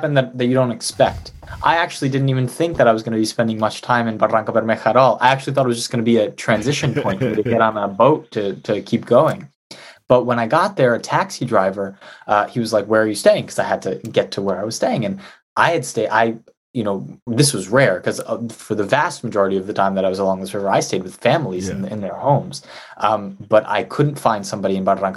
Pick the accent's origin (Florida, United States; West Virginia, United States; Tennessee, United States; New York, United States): New York, United States; I said New York